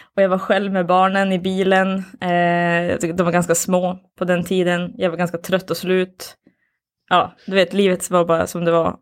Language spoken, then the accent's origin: Swedish; Boden, Norrbotten County, Sweden; now in Skellefteå, Sweden; Jag bor här, men jag är inte härifrån. Jag är från, eh, jag är från Boden, Luleå från början